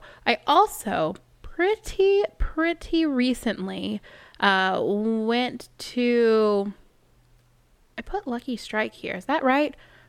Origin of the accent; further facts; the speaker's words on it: Dallas, Texas, United States; I do. I'm from Dallas.